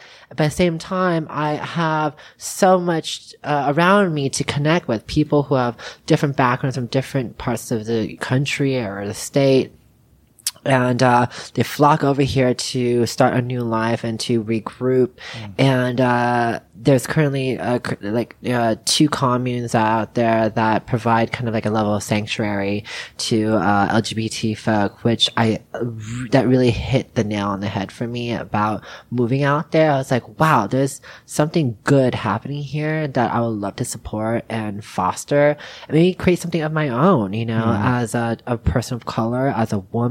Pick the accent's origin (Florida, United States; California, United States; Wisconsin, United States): California, United States; San Francisco; also born or lived in Las Vegas / Los Angeles / New York; now in Tennessee, United States; I was born in San Francisco